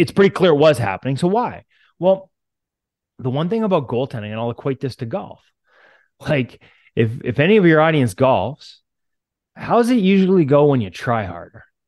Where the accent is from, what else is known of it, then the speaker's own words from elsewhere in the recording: Canada; now in Vancouver, Canada; as a Canadian